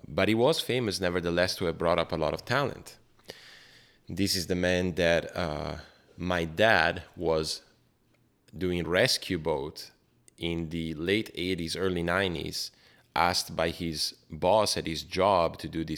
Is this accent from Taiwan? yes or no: no; Brescia, Lombardy, Italy; I was growing up in Brescia